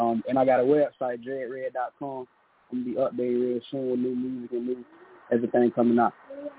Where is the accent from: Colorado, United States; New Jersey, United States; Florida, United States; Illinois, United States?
Florida, United States; Lakeland; Yeah, I'm from Lakeland, Florida.